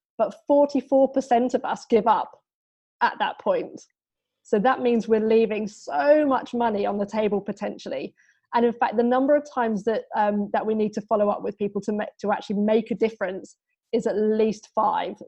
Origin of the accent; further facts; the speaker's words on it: United Kingdom; moved away as an adult; now in Brisbane, Australia; obviously I'm British. So I came over from the UK in July 2017. We moved over to Brisbane